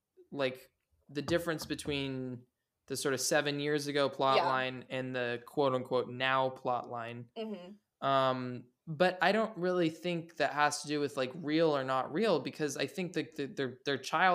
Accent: Massachusetts, United States; And I feel like growing up in Massachusetts, you wouldn't, like, you might see a British person occasionally

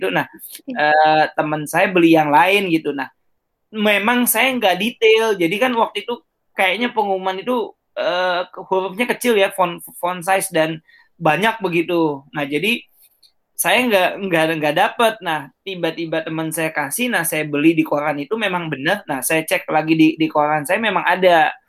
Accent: East Jakarta, Jakarta, Indonesia; Saya, asal saya Jakarta. asal Jakarta Timur

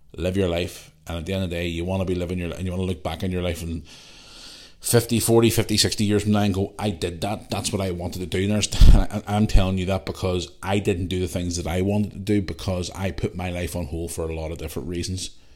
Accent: Belfast, Northern Ireland, United Kingdom; when I was a young cu, kid growing up in Belfast

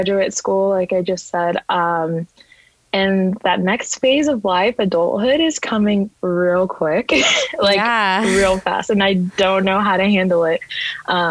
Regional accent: Dallas, Texas, United States; I am from Dallas, Texas.

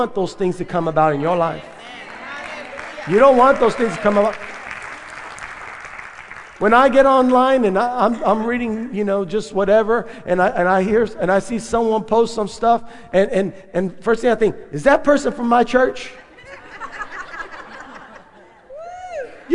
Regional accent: San Benito, Texas, United States; we're growing up in North Reagan Street in San Benito

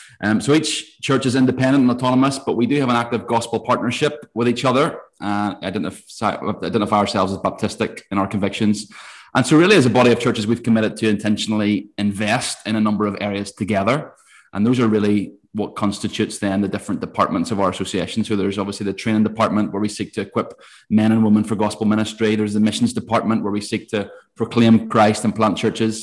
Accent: Ballymena, Northern Ireland, United Kingdom; moved away as an adult; now in Bangor, United Kingdom; I am originally from Ballymena, which is towards the north of Ireland

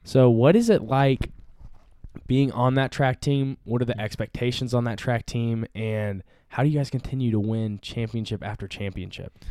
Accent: Fayetteville, Arkansas, United States; I'm from Fayetteville

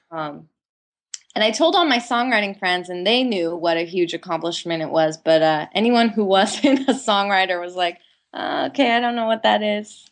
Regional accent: San Diego, California, United States; now in Los Angeles, United States; I grew up in San Diego

